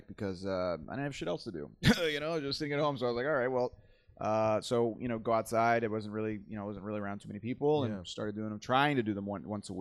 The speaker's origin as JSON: {"language": "English", "town": "Tampa", "region": "Florida", "country": "United States", "tie": "born or raised there", "moved": "yes", "said": "I grew up in Tampa, Florida."}